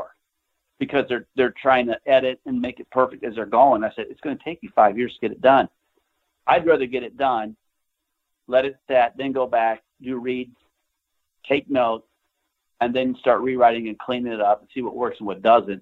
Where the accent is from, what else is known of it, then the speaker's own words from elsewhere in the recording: Nebraska, United States; I grew up in Nebraska in a farm town